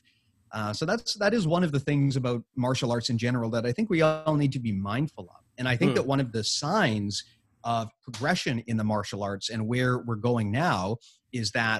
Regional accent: Canada; being a Canadian

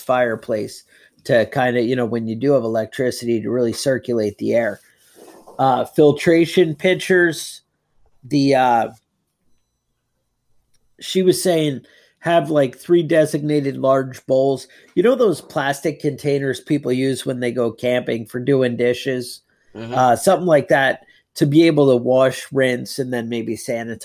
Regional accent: Northeast, United States; growing up in the Northeast

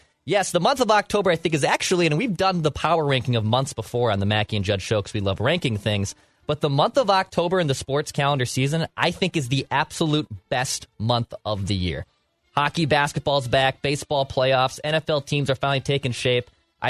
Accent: St. Paul, Minnesota, United States; also born or lived in North Loop, Minneapolis; now in Minneapolis, United States; I grew up in St. Paul, the beautiful St. Paul, my entire life.

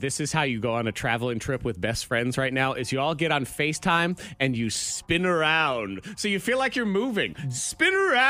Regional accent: New England, United States; now in Roanoke, United States; I grew up in New England.

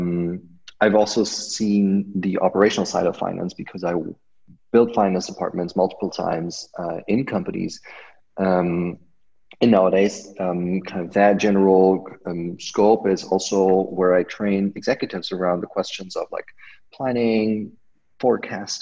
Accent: outside of Munich, Bavaria, Germany; I grew up outside of Munich, Germany.

